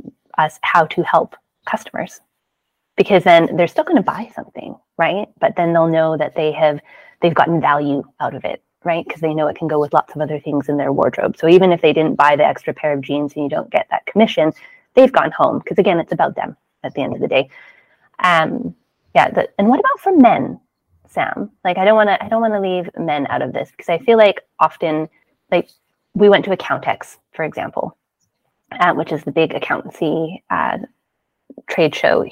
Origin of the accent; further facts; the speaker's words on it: Canada; moved away; You know, when I moved over from Canada, I got rid of so much clothing.